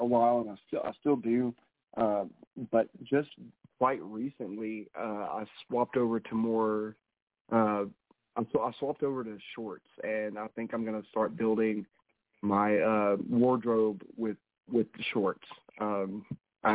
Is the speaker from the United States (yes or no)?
yes; the South, United States; I'm from the South